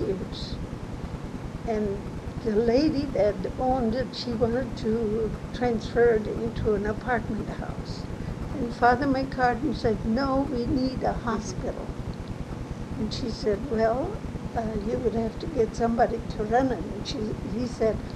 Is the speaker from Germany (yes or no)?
yes; Germany; also born or lived in Savannah, Missouri; now in Marceline, United States; I grew up in Germany.